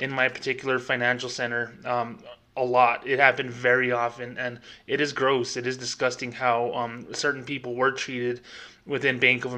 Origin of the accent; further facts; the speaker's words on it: United States; I am Hispanic. I am 30 miles from Mexico. You know, I am an American.